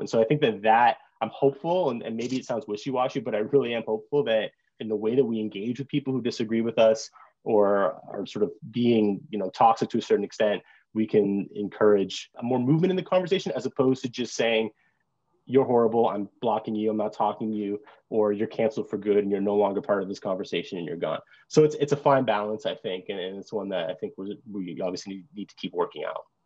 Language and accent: English; Brampton, Ontario, Canada; moved away as an adult; I grew up in Brampton, which is one of the most diverse hockey or diverse cities in, in Canada.